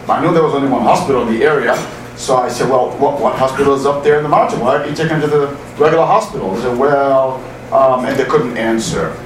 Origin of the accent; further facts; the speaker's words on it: Haiti; moved away; also born or lived in Boston; I'm from Haiti